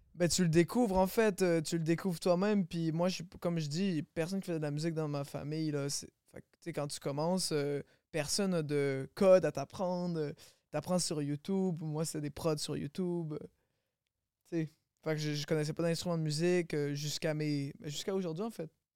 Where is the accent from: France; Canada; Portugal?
Canada; Longueuil, Quebec; J'ai grandi à Longueuil